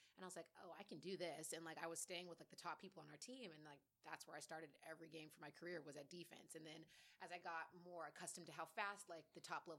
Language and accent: English; Dallas, Texas, United States; moved away; I grew up in Dallas, Texas